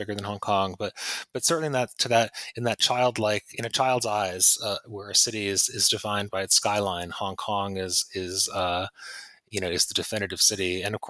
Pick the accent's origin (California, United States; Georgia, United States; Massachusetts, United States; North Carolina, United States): Massachusetts, United States; Pittsfield; moved away; also born or lived in London; when I was a kid growing up in Pittsfield